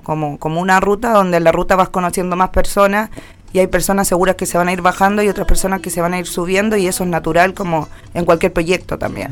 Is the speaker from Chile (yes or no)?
yes; Linares, Maule, Chile; now in Santiago, Chile; Yo nací en Linares, eh, de séptima región del Maule se llama.